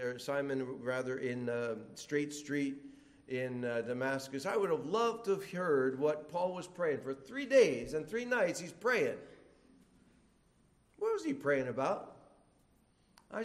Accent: Philippines; Now, I come from the Philippines

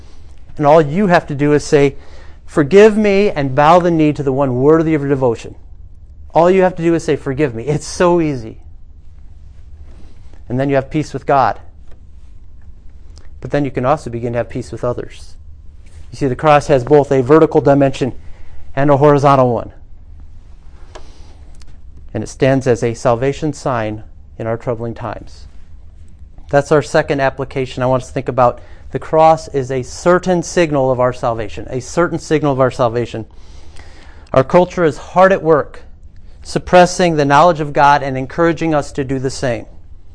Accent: United States; We're from America

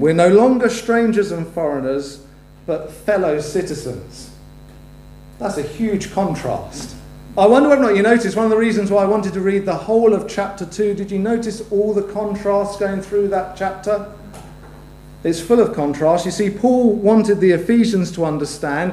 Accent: United Kingdom; we're both British citizens

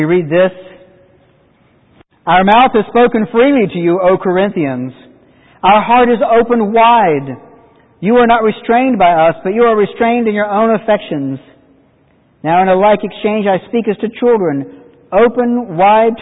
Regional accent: North Carolina, United States; I grew up in the Methodist Church in the 60s, which was a remarkable thing in North Carolina

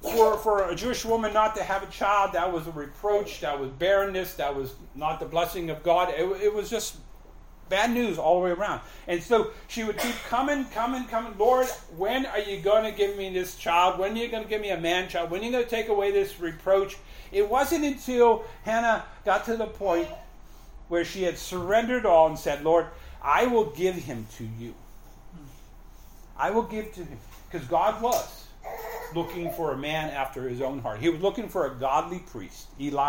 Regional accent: Canada; now in United States; You know, we came from Canada with, you know, we owned the house and we had everything paid off and we had money in the bank. We're just going to go, we're U.S. citizens, we're Canadian citizens.

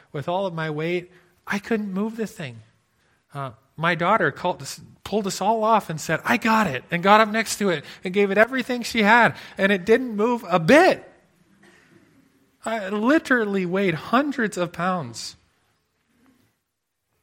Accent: near Lake Michigan, Midwest, United States; now in Alberta, Canada; I grew up near Lake Michigan

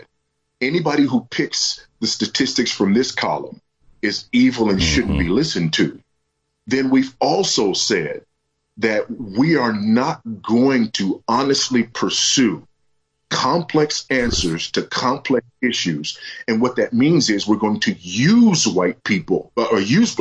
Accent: United States; moved away as an adult; I'm also an American who, as an expat in a foreign country

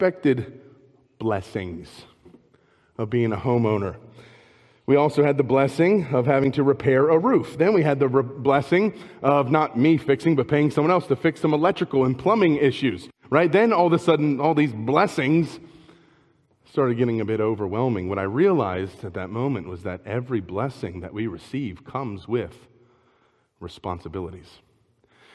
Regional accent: Maryland, United States; moved away as an adult; also born or lived in Spokane, Washington; we're from Maryland originally

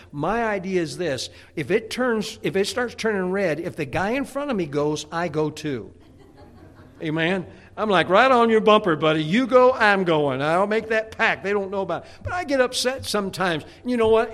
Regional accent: Chicago, Illinois, United States; now in Pennsylvania, United States; I grew up in the Chicagoland area

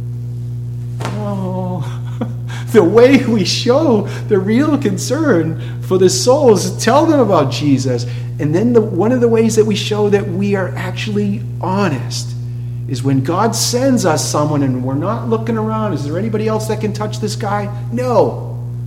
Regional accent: Boston, Massachusetts, United States; moved away; I'm from Boston

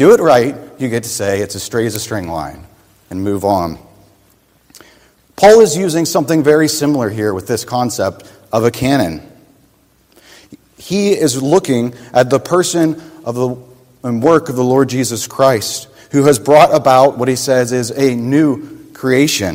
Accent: Pennsylvania, United States; I grew up in Pennsylvania, my next door neighbor was my Uncle Dan

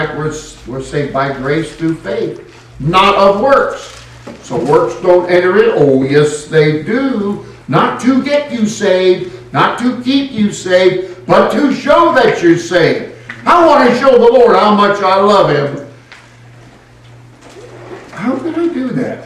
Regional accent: California, United States; I hail from California

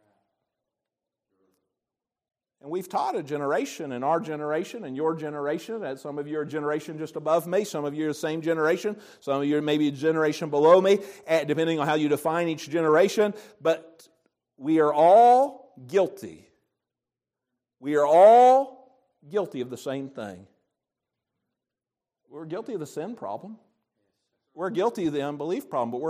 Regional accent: United States; I'm thankful to be an American.

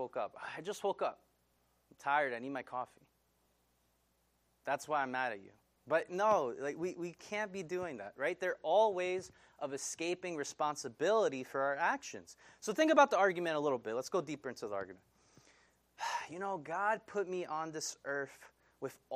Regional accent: Central Islip, New York, United States; I grew up in Central Islip

